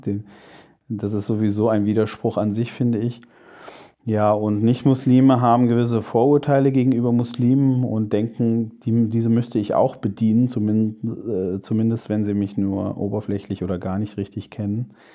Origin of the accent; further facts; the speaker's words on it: Germany; zunächst einmal bin ich ein Deutscher